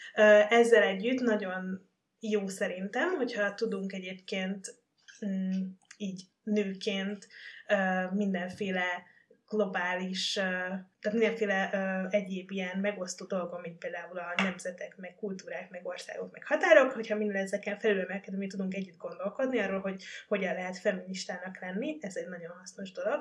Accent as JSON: {"language": "Hungarian", "region": "Baranya", "country": "Hungary", "said": "én amúgy baranyai vagyok"}